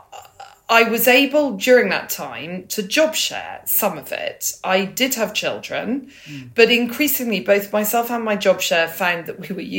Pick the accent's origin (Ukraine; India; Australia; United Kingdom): United Kingdom; Banbury, South East England; I was born in Banbury. I love Banbury. It's a very important part of me